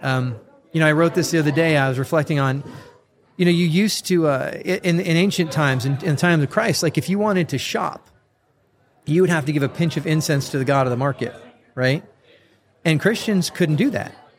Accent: San Diego, California, United States; also born or lived in Murrieta, California; I grew up North County, San Diego, and I live probably about 40 minutes from there in a, a town called Murrieta, California

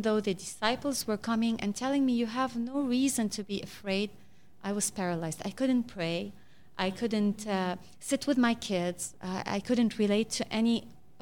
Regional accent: Lebanon

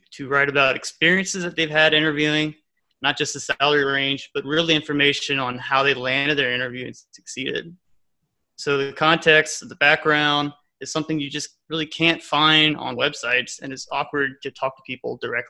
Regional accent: Louisiana, United States; moved away as an adult; now in Dallas, United States; I am from Louisiana. And I recently moved here to Dallas

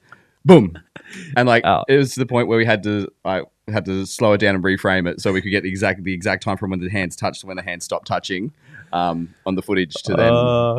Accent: Victoria, Australia; moved away as an adult; now in Toowoomba, Australia; I grew up in Stall, Victoria.

